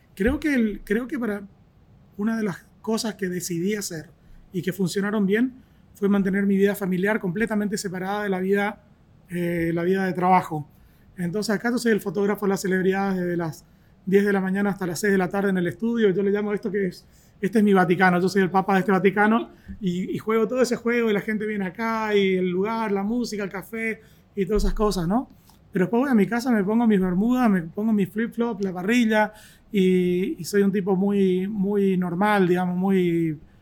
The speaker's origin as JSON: {"language": "Spanish", "country": "Argentina", "moved": "yes", "said": "soy argentino"}